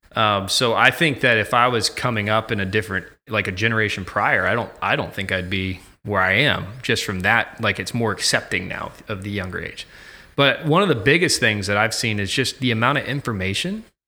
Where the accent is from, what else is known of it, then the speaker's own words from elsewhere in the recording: Ocala, Florida, United States; now in Virginia Beach, United States; I'm originally from Ocala, Florida.